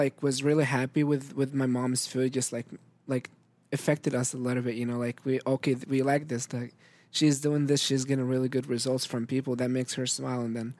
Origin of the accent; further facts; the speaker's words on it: Syria; also born or lived in Jordan; now in United States; And of course, we immigrated from Syria because of the war. And then in Jordan, there wasn't as much opportunities in there. And then there was that organization that bring people to the United States and in all of like Europe and the South America.